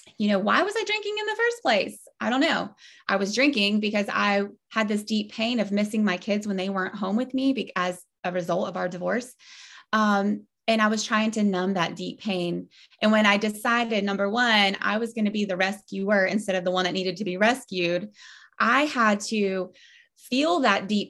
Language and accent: English; Ponte Vedra, Florida, United States; I grew up in Ponte Vedra, Florida